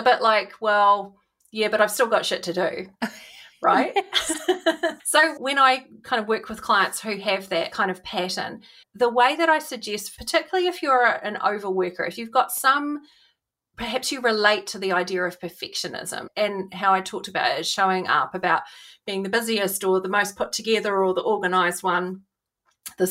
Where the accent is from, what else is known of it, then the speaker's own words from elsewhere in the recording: New Zealand; growing up in New Zealand